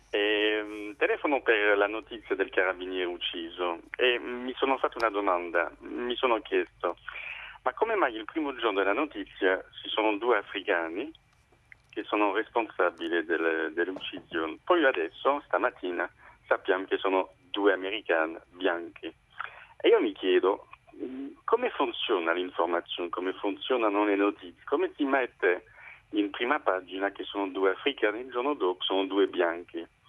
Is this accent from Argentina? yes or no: no; France; Italian is a second language; moved away; sono francese